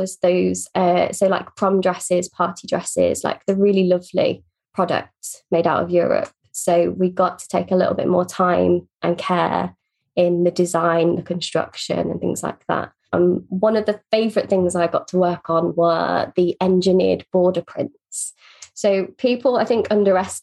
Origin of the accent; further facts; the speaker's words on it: Northamptonshire, East Midlands, United Kingdom; I grew up in a very small town in Northamptonshire